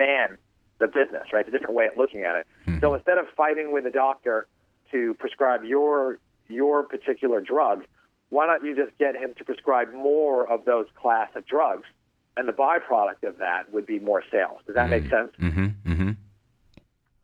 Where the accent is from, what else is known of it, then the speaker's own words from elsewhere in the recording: New York, United States; moved away as an adult; also born or lived in Michigan; now in California, United States; I was originally from New York, went to college in Michigan